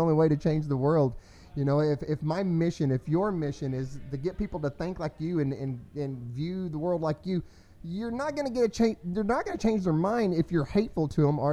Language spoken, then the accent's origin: English; Denton, Texas, United States; I was born here in Denton